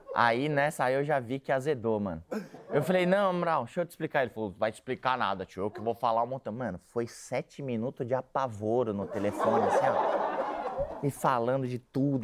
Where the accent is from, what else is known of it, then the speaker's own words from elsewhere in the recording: São Paulo, Brazil; eu sou da Vila Santa Catarina.